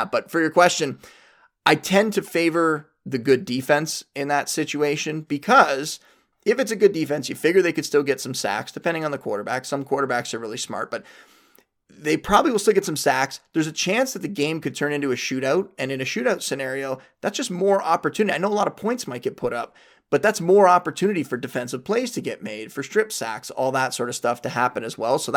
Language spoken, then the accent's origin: English; Niagara Falls, Ontario, Canada; Uh, we go way back, uh, back to high school, growing up in Niagara Falls together, played football together.